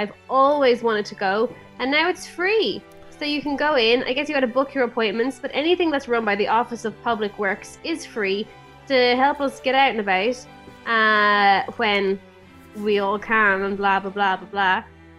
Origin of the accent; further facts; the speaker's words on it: England, United Kingdom; Also, I grew up partially in England, where everyone takes their shoes off when they go into a house.